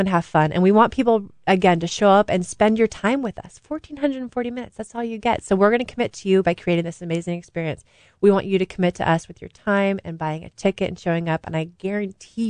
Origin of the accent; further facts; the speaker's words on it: Saratoga, California, United States; I grew up in Saratoga, 20 minutes from Stanford University.